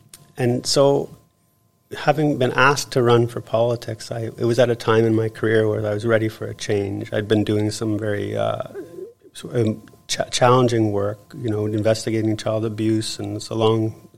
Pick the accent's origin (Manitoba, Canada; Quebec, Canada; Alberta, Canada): Quebec, Canada; Montreal; moved away as an adult; now in Powell River, Canada; I grew up in Montreal. My father was a musician. My mother was a teacher. And came out to British Columbia to go for my master's program at SFU.